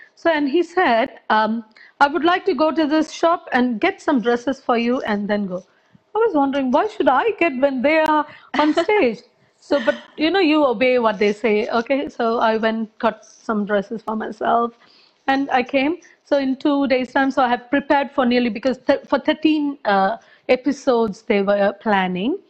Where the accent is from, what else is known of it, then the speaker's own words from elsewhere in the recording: Sri Lanka; now in London, United Kingdom; I was born in Sri Lanka.